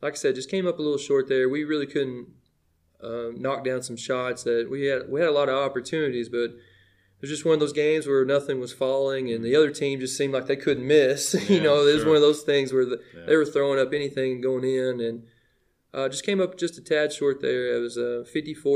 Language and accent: English; Livingston, Tennessee, United States; moved away as an adult; also born or lived in Williamson County, Tennessee; I was born in Livingston Regional Hospital. I'm a legit Livingston kid